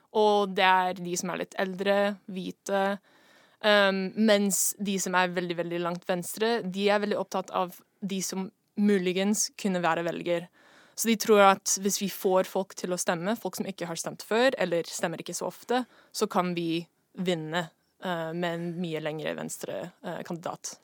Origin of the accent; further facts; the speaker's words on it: Seattle, Washington, United States; Norwegian is a second language; moved away as an adult; now in Norway; Jeg kommer fra USA, Washington, Seattle.